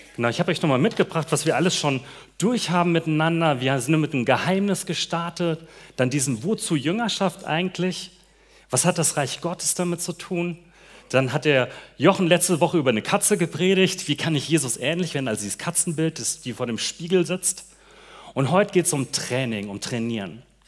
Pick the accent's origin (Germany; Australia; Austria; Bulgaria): Germany; Hesse; moved away; ich komme aus Hessen und bei mir in dem Gebiet feiert man Fasching nicht so